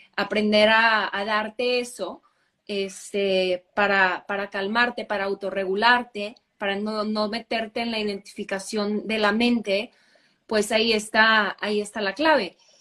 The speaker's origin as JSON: {"language": "Spanish", "town": "Monterrey", "region": "Nuevo León", "country": "Mexico", "tie": "born or raised there", "also_born_or_lived": "Canada / Germany", "said": "nací en Monterrey. Eh, aquí crecí también"}